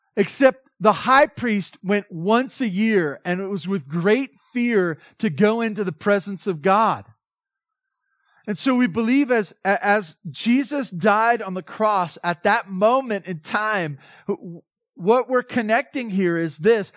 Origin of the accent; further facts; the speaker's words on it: Southern California, United States; I'm from Southern California.